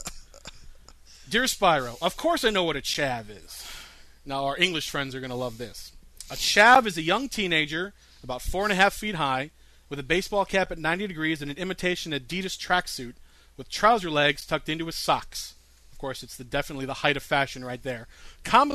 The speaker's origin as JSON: {"language": "English", "country": "United States", "said": "I'm American"}